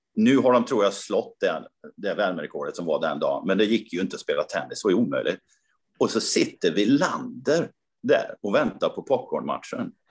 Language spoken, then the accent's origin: Swedish; Karlstad, Värmland, Sweden; min hemstad Karlstad